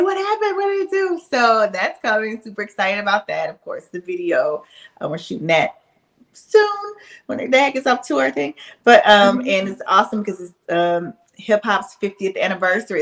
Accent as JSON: {"language": "English", "town": "Shreveport", "region": "Louisiana", "country": "United States", "tie": "born or raised there", "moved": "yes", "lives_now": "Atlanta, United States", "said": "my hometown shreveport"}